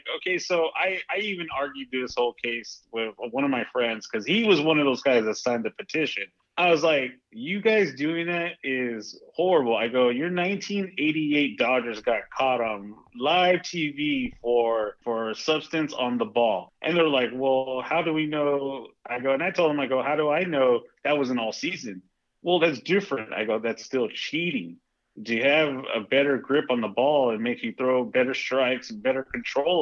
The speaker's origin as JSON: {"language": "English", "town": "Spring", "region": "Texas", "country": "United States", "also_born_or_lived": "Houston, Texas", "moved": "yes", "lives_now": "California, United States", "said": "My home is still Spring, Texas. It's still good old Spring, Texas"}